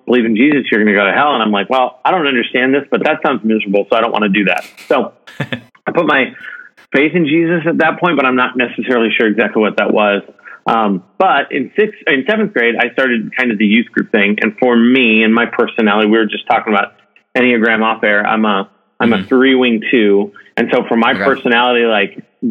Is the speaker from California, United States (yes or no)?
yes; Modesto, California, United States; also born or lived in Ohio / Fresno, California; now in Irvine, United States; I was born in Ohio, and my parents, and I was there until about third grade. And I think my dad got a job transfer when I was in third grade, and so we moved from Ohio out to California, a little north of where I'm at right now, called the Central Valley, in an area like Modesto, Fresno, Stockton area